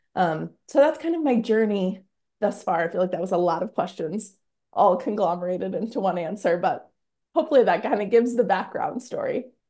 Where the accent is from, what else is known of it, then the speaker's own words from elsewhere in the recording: Britton, South Dakota, United States; now in Sioux Falls, United States; I am from Britain, South Dakota